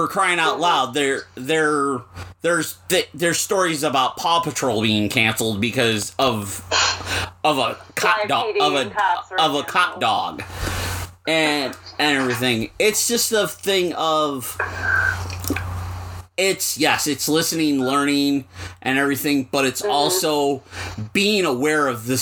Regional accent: Buffalo, New York, United States; the area that I grew up in Buffalo, which at one point was a Polish neighborhood

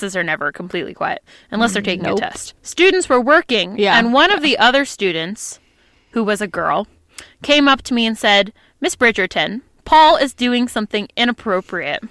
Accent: United States; we grew up near New York City

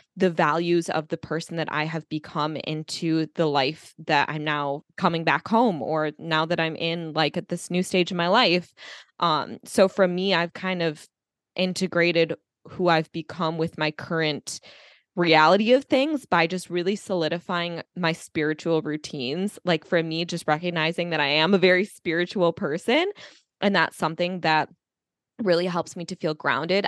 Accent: United States; I grew up in America

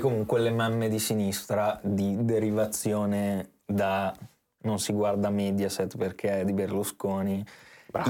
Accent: Italy; noi siamo nati in Italia e non in Burkina Faso

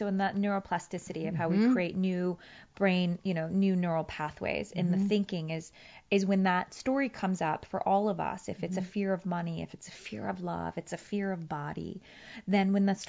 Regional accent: Afghanistan; And they're mm-hmm. like, oh, yeah, where are you from? And I would say, Afghanistan.

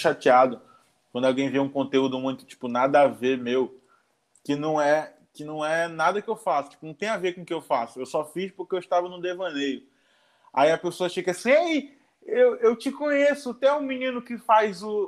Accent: Manaus, Amazonas, Brazil; sou de Manaus

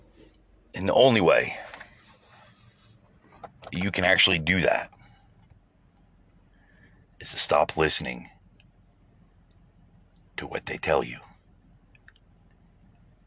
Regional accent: United States; as an American

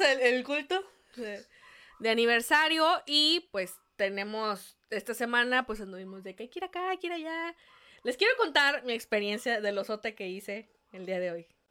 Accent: Mexico; somos mexicanos

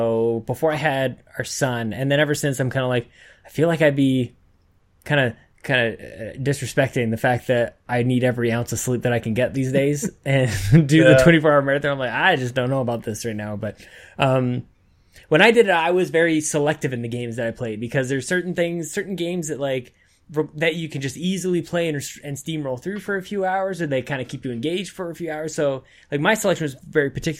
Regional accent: Edmonton, Alberta, Canada; I grew up in Edmonton, which is not a big city, but it's a city

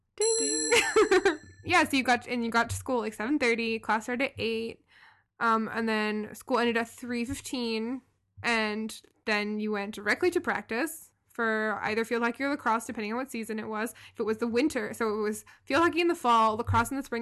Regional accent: Louisville, Kentucky, United States; moved away as an adult; also born or lived in Baltimore; I grew up in, in the biggest city in my state

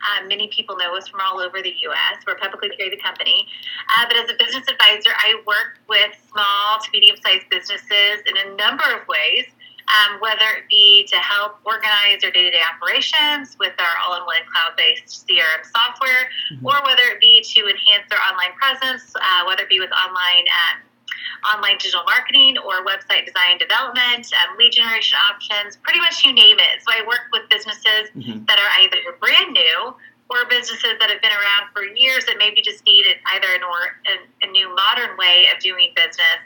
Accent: Southern Illinois, United States; now in Newburgh, Indiana, United States; I grew up in Southern Illinois

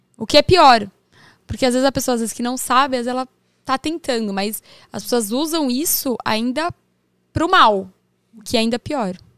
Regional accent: São Paulo, Brazil

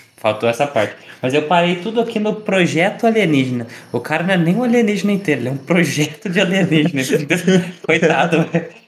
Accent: Minas Gerais, Brazil; um bom mineiro

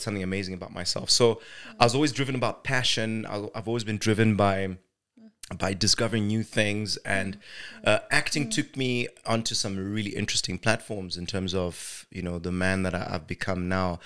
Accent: Zimbabwe; born and raised in Zimbabwe, I'm an actor

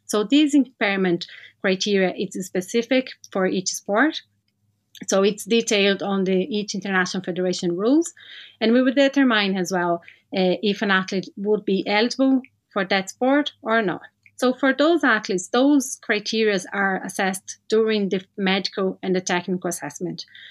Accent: Brazil; moved away as an adult; now in Ireland; I'm from Brazil, had my experience working with para-swimming and para-sports in general over there and relocated to Ireland

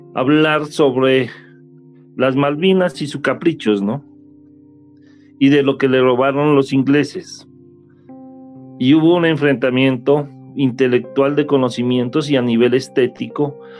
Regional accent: Colombia; yo como colombiano

